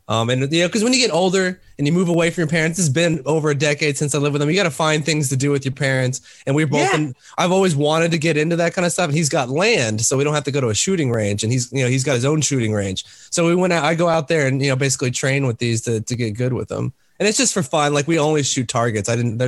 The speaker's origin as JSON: {"language": "English", "region": "Texas", "country": "United States", "tie": "born there", "said": "I was born in Texas and then I was raised all over the place because my dad moved around a lot."}